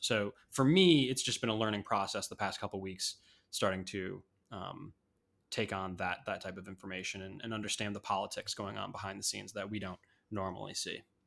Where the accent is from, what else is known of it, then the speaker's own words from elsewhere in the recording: Chicago, Illinois, United States; I'm from Chicago